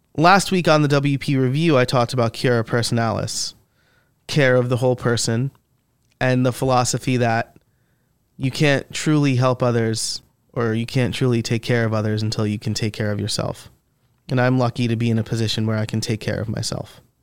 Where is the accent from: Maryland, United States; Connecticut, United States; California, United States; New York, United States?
New York, United States; Middletown; born or raised there